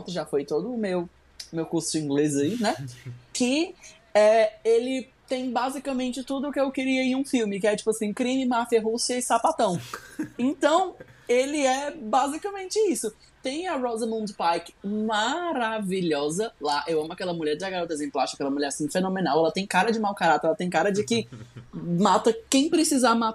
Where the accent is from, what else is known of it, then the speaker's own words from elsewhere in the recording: Nova Iguaçu, Rio de Janeiro, Brazil; Eu sou de Nova Iguaçu, sabe?